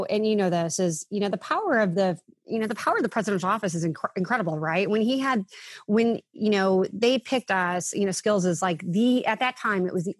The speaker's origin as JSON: {"language": "English", "town": "Villa Park", "region": "Illinois", "country": "United States", "tie": "born or raised there", "said": "I was this kid from Villa Park"}